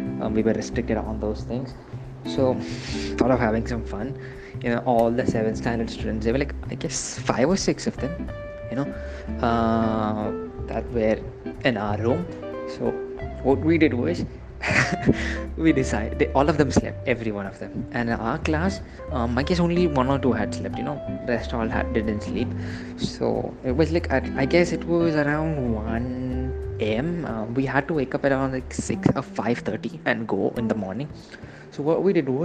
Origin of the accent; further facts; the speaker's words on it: Kerala, India; I'm from Kerala